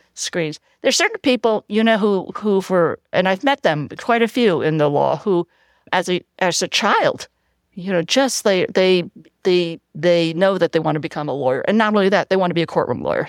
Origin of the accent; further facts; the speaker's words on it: New York City, New York, United States; also born or lived in Cleveland, Ohio; now in Alameda, United States; I grew up in the Lower East Side of Manhattan